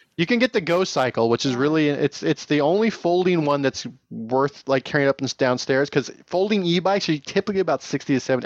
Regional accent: Tehachapi, California, United States; my hometown

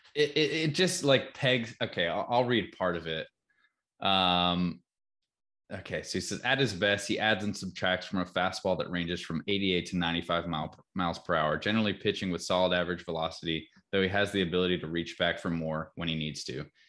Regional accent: North Carolina, United States; growing up in North Carolina

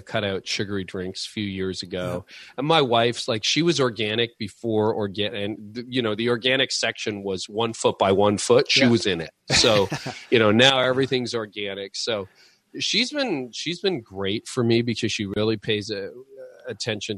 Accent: Canada; But being Canadian, we get about 5 to 6 months of really good cycling weather

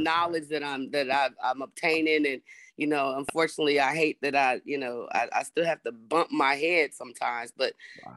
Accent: Berkeley, California, United States; moved away as an adult; now in North Carolina, United States; born and raised in Berkeley, California

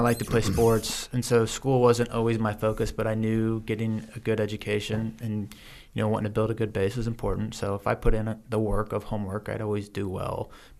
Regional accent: Cincinnati, Ohio, United States; also born or lived in Missouri / Kansas; I grew up across the Midwest. My dad was just an insurance salesman, worked his way up. So we moved between Missouri, Kansas, Ohio. I ended up going to high school and college at the University of Cincinnati, high school in Cincinnati too.

